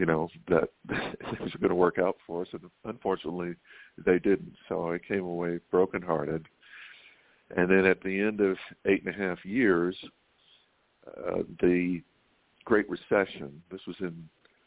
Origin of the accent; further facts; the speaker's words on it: Waycross, Georgia, United States; moved away as an adult; also born or lived in Atlanta, Georgia / Oxford, England / London, England / Bay Area, California; I grew up in a little town called Waycross